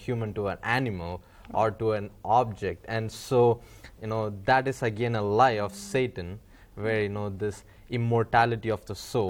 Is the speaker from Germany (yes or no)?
no; India; I come from India, where Hinduism is the predominant religion.